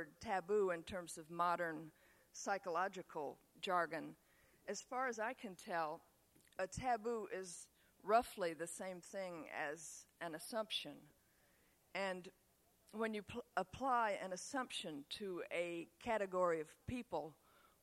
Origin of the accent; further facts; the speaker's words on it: Tennessee, United States; accent: Southern; also born or lived in upstate New York; I would spend the rest of the year in Tennessee listening to my classmates down there make fun of my Yankee accent